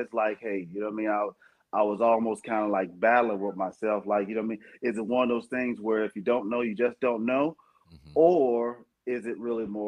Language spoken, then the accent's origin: English; United States; United States